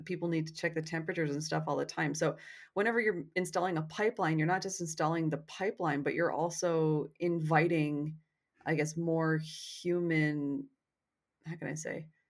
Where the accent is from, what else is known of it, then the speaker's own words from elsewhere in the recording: Canada; cuz I'm Canadian